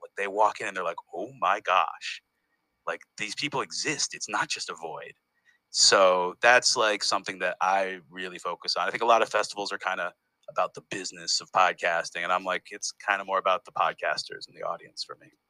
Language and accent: English; Northampton, Massachusetts, United States; moved away as an adult; also born or lived in Detroit, Michigan; now in Berlin, Germany; I was born in Detroit, Michigan, and then I I grew up in Northampton, Massachusetts